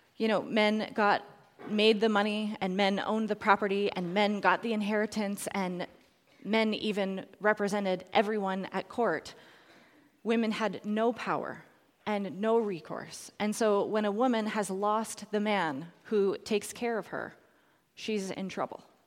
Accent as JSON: {"language": "English", "town": "Edmonton", "region": "Alberta", "country": "Canada", "tie": "born or raised there", "said": "the Mennonite church had started the recycling program in Edmonton, so that's my hometown"}